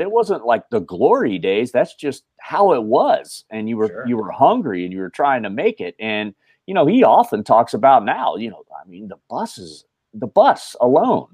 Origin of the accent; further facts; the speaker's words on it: Dayton, Ohio, United States; I grew up in Dayton, Ohio, the Rust Belt